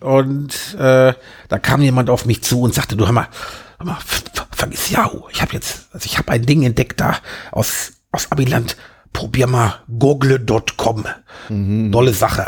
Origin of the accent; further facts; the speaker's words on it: Germany; accent: German; also born or lived in London, United Kingdom / Alexandria, Virginia, United States; als Deutscher